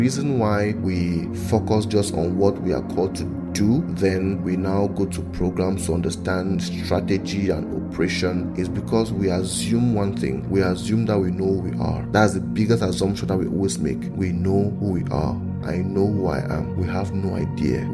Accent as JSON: {"language": "English", "country": "Cameroon", "tie": "born or raised there", "said": "I'm in Cameroon. I was born in Cameroon, so I'm from Cameroon."}